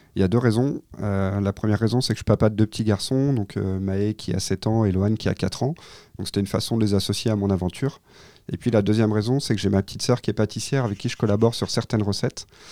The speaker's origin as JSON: {"language": "French", "region": "Pays de la Loire", "country": "France", "said": "je suis originaire du Maine-et-Loire"}